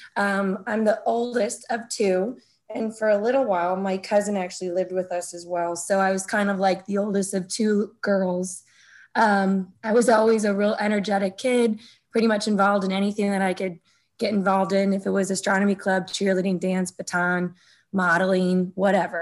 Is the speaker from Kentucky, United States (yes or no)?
no; Sunset Hills, Missouri, United States; I grew up in Sunset Hills with two parents that worked a ton